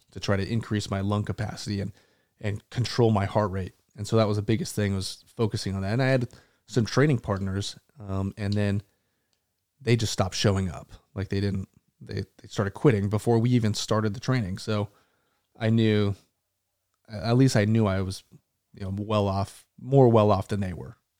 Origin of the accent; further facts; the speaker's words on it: Tucson, Arizona, United States; also born or lived in Aurora, Colorado / Las Vegas, Nevada; now in North Carolina, United States; I grew up and moved to Tucson, Arizona when I was young, probably a four or five, um, and then spent my entire childhood there.